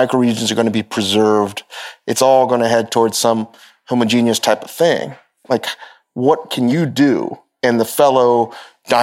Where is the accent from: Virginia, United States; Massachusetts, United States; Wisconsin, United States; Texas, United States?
Virginia, United States; Northern; moved away; we both were born and raised in Virginia. And when you tell people, I always have to tell people, I'm Northern Virginia